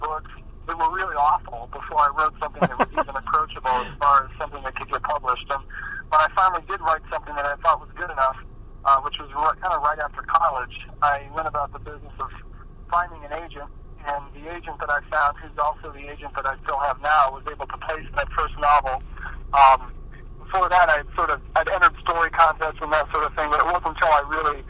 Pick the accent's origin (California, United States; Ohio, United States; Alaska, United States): Alaska, United States; also born or lived in Michigan; I grew up all over the country. My dad is a surgeon and just a really restless, itinerant guy. And he sort of moved our family everywhere. I was born in Michigan, but grew up in Alaska